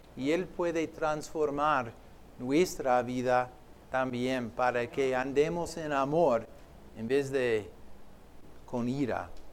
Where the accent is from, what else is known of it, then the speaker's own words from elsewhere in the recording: Philadelphia, Pennsylvania, United States; yo soy de Filadelfia tú, pero de otra Filadelfia